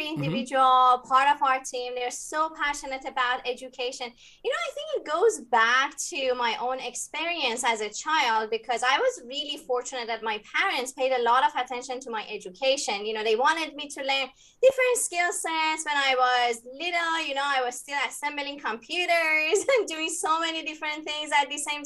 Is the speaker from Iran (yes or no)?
yes; Iran; moved away as an adult; now in United States; I was born in Iran and moved to the US 15 years ago.